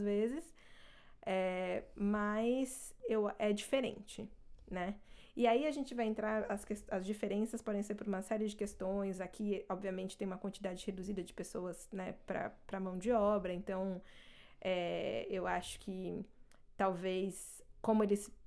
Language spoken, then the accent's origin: Portuguese; Brazil; first language Portuguese; moved away as an adult; now in Canada; quando eu mudei para o Canadá, meu inglês era avançado e meu português era fluente